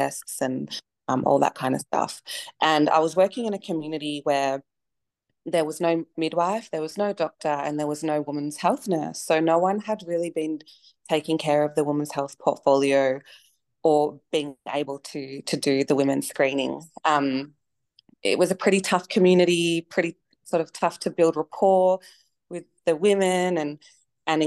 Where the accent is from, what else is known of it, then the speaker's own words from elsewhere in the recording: Melbourne, Victoria, Australia; moved away as an adult; now in Alice Springs, Australia; I grew up in Melbourne and I was working there sort of 8+ years